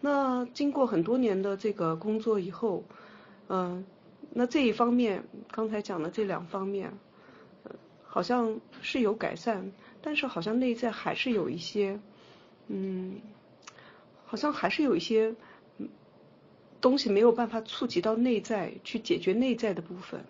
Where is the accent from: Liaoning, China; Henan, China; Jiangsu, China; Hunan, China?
Jiangsu, China; Nanjing; also born or lived in Xinjiang; 我基本上都是在南京长大的